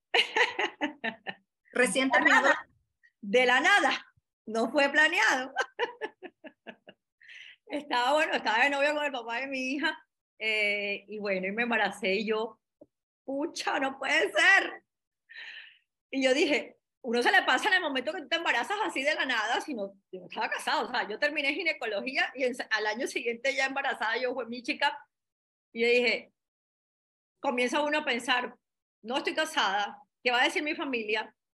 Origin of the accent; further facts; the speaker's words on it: Cartagena, Bolívar, Colombia; moved away as an adult; also born or lived in Bogotá; me fui para Cartagena, yo soy de Cartagena